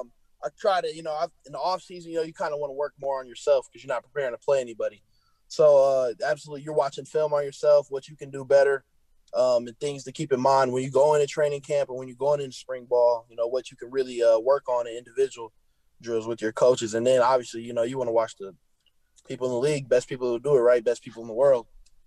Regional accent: Illinois, United States; Iowa and Illinois, but I just ended up going with, you know, Illinois closer to home and play for my home state.

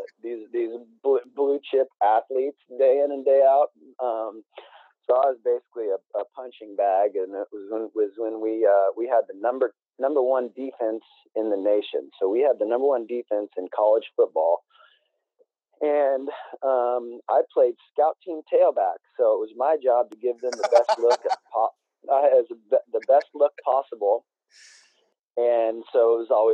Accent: Emporia, Kansas, United States; moved away as an adult; also born or lived in Venice Beach, California; I transferred from Kansas State back to my hometown of Emporia

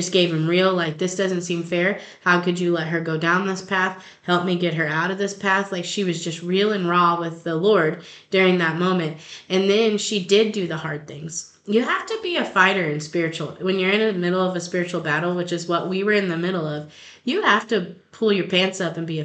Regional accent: Long Lane, Missouri, United States; We're from Long Lane

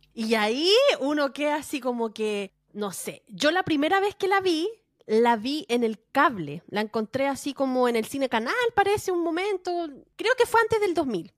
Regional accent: Valparaíso, Chile; yo soy de Valparaíso

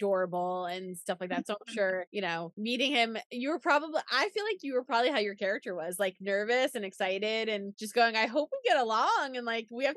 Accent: New York, United States; I'm from New York. There's a similar accent there.

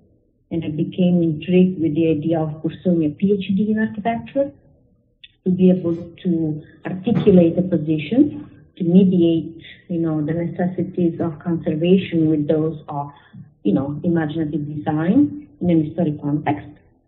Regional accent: Genoa, Liguria, Italy; born there; Yes, I was born in Genoa, which is a very historical city, and I studied architecture there.

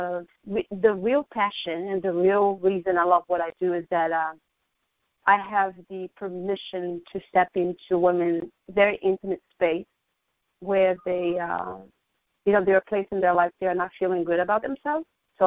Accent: Brazil; moved away as an adult; now in United States; Back home, I was growing up, I always was into fashion. You know, I grew up watching fashion shows, and in Brazil

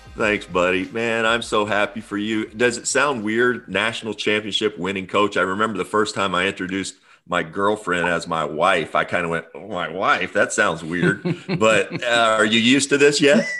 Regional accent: Midwest, United States; growing up in the Midwest.

